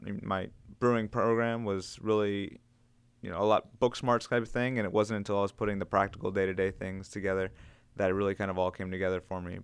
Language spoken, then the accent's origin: English; Gaithersburg, Maryland, United States; I'm originally from Montgomery County, uh, so we're still living in Gaithersburg, which is where I originally grew up